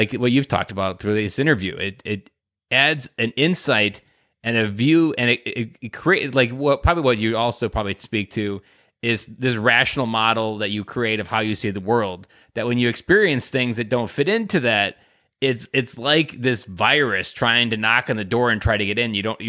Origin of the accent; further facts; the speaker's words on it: Wisconsin, United States; like me, I'm from Southern Wisconsin, grew up on a farm, like, that just, like, I was a very innocent kid going into that.